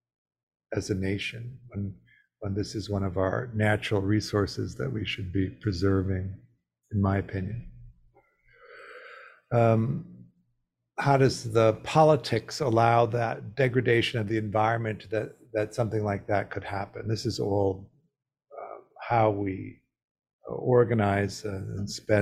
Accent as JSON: {"language": "English", "region": "Midwest", "country": "United States", "tie": "born or raised there", "said": "I grew up in the Midwest"}